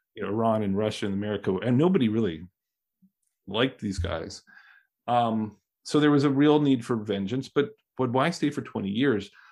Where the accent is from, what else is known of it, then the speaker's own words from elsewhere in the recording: Canada; now in United States; I'm Canadian. I grew up Canadian